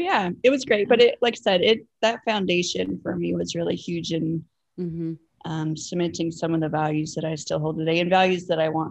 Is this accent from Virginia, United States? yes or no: yes; southwestern Virginia, United States; I grew up in a small town in southwestern Virginia, not West Virginia, but southwestern Virginia, very close to the Tennessee line